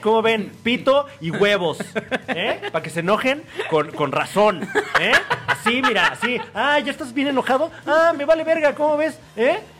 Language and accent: Spanish; State of Mexico, Mexico; yo soy del Estado de México